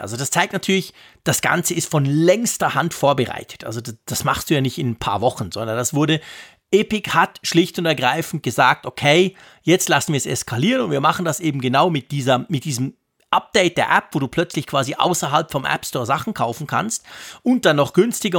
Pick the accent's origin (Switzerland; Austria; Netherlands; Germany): Switzerland; Zurich; bei uns in Zürich